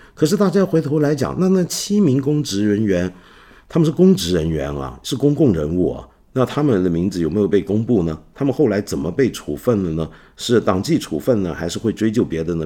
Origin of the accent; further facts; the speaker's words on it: Hong Kong; 我们香港人